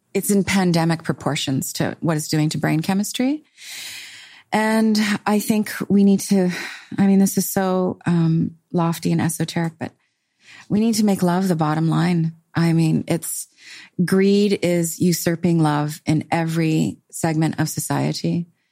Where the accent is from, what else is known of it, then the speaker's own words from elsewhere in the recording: Canada; I'm Canadian